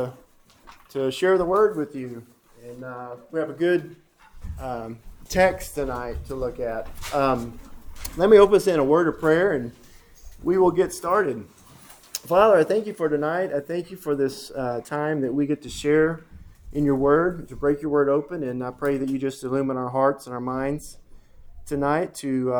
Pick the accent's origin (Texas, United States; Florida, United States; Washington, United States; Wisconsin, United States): Texas, United States; Denton; I grew up in Denton, right up here.